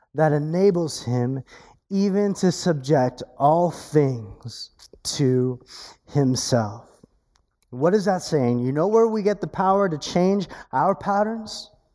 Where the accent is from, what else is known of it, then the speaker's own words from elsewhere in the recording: California, United States; accent: Californian; I have an accent because I'm from California.